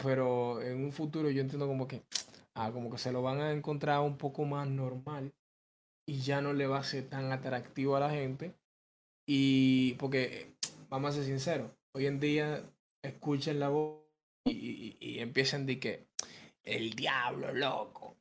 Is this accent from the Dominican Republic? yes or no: yes; Dominican Republic